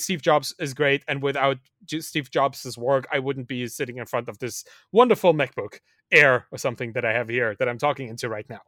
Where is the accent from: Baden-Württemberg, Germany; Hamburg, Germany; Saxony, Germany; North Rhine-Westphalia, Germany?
Saxony, Germany; Dresden; moved away; I grew up in East Germany. I was, was born in the, in the East, a, a country that doesn't exist anymore